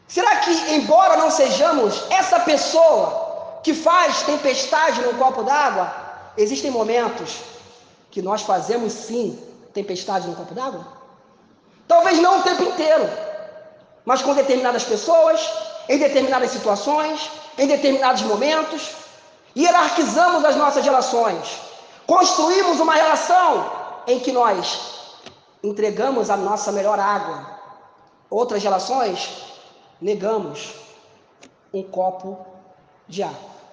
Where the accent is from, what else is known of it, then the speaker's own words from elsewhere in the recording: Brazil; nós somos brasileiros